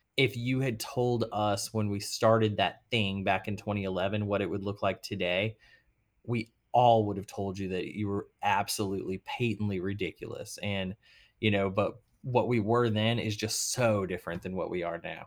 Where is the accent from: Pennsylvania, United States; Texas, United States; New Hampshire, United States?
Texas, United States; Arlington; also born or lived in Boston / New York; now in New Orleans, United States; so I'm a Texas boy. I'm from Arlington, Texas